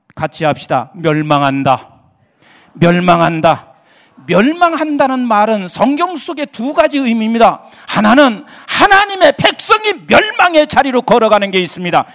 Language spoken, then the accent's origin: Korean; Boryeong, South Chungcheong, South Korea; moved away; 제 고향이 충청남도 대천이에요.